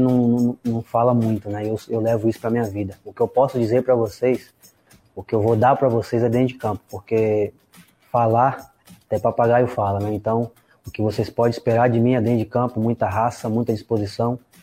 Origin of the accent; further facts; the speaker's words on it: Camacan, Bahia, Brazil; moved away; Eu sou natural de Camacan, na Bahia, interior, cidade muito pequena